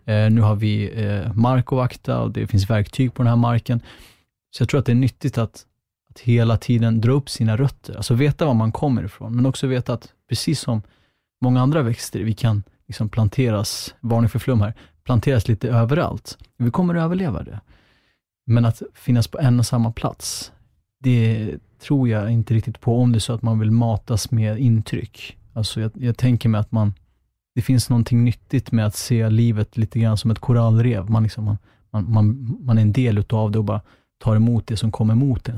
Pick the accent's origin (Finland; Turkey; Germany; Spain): Turkey; Northern Kurdistan; now in Sweden; där jag kommer ifrån, men jag är ah, kurd-armenier från Kurdistan i, alltså norra Kurdistan i Turkiet